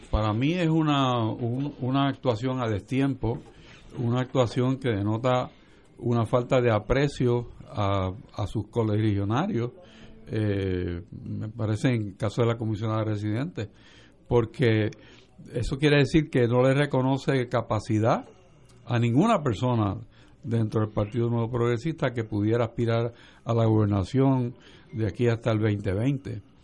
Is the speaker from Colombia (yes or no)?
no; Puerto Rico; como hermanos puertorriqueños